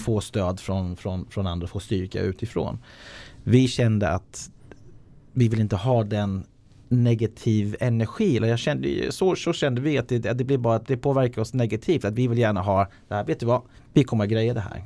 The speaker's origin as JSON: {"language": "Swedish", "country": "Ireland", "tie": "born or raised there", "second_language": "Swedish", "moved": "yes", "lives_now": "Sweden", "said": "Jag är uppvuxen på Irland"}